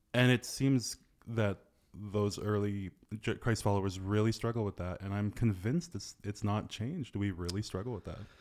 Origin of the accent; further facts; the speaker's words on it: reserve near Fort St. John, British Columbia, Canada; like my hometown, like I was born on the original reserve of my great-grandfather